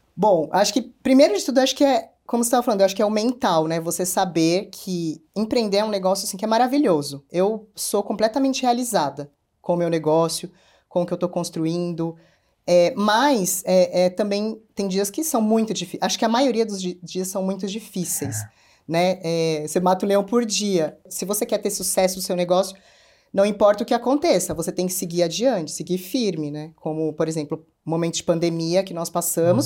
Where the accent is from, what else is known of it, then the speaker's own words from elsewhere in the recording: São Paulo, Brazil; eu sou uma mulher que vim da periferia de São Paulo, sou da Zona Norte